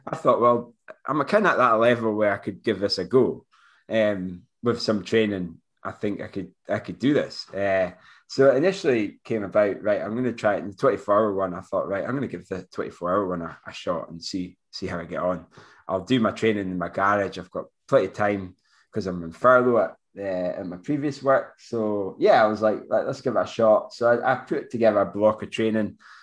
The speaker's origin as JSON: {"language": "English", "area": "Moray", "region": "Scotland", "country": "United Kingdom", "said": "'cause I'm from Murray as well"}